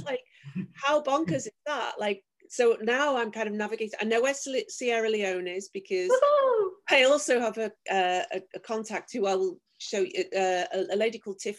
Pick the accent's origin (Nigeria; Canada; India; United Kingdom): United Kingdom; Liverpool, North West England; I'm from Liverpool